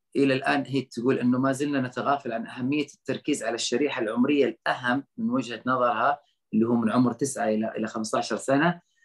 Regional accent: Saudi Arabia; انا كسعودي

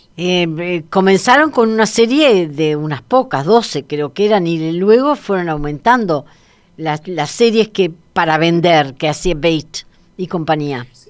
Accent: Uruguay; como uruguaya

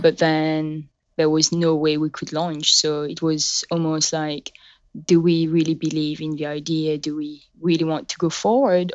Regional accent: Mauritius; accent: a bit of a French and a bit of British; first language French; English is a second language; moved away as an adult; also born or lived in United Kingdom; now in San Mateo, United States; I was born in Mauritius on the southeast coast of Africa.

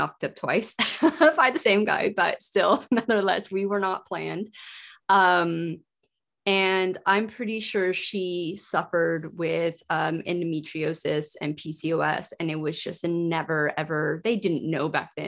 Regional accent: United States; moved away as an adult; also born or lived in Yorkshire, United Kingdom; I am American, but I lived in the UK for 14 years.

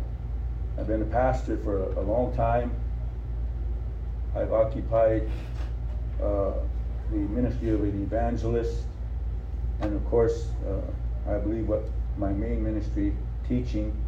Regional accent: Rosebud, South Dakota, United States; I was born in Rosebud, South Dakota

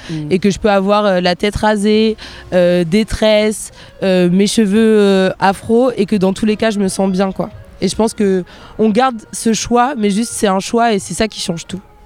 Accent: near Bordeaux, Nouvelle-Aquitaine, France; moi je suis née en France, je suis née près de Bordeaux

